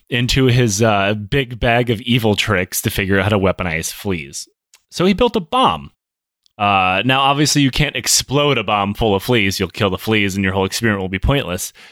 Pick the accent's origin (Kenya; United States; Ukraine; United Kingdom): United States; Michigan; accent: Michigan